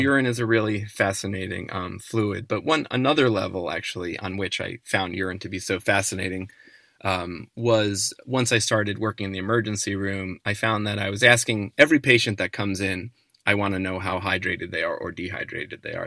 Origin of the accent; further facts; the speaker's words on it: New Jersey suburbs outside New York, United States; growing up in the New Jersey suburbs outside